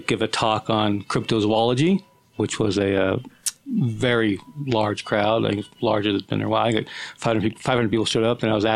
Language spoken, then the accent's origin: English; Vineyard, Utah, United States; I was born in Vineyard, Utah